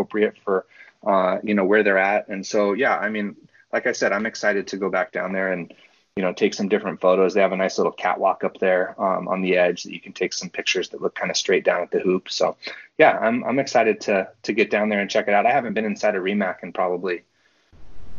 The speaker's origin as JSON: {"language": "English", "town": "San Luis Obispo", "region": "California", "country": "United States", "said": "I'm from San Luis Obispo, and I like being here"}